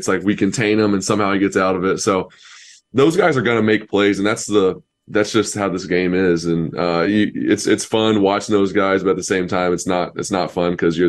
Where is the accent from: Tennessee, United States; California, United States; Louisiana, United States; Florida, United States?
Tennessee, United States; Knoxville; born there; My family is huge Tennessee fans. I was born in Knoxville